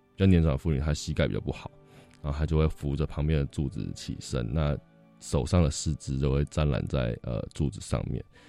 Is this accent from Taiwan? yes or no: yes; New Taipei, Taiwan; moved away as an adult; now in Xinpu, Hsinchu, Taiwan; 我本身是新北人